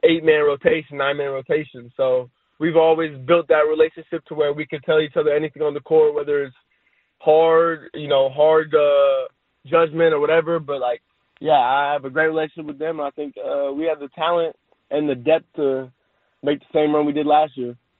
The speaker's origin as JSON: {"language": "English", "region": "California", "country": "United States", "tie": "born or raised there", "said": "I was born in California. I was raised in California, and I've only lived in California. So I think I could easily call myself a Cali kid"}